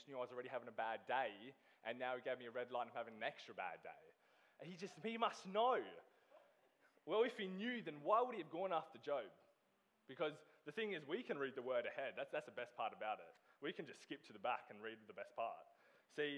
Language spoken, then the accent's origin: English; Australia; moved away as an adult; I am originally from Australia.